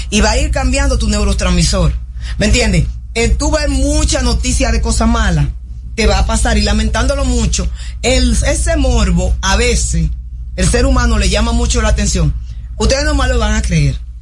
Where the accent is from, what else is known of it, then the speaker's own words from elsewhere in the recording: Dominican Republic; los dominicanos éramos una de las personas que éramos más fácilmente adaptables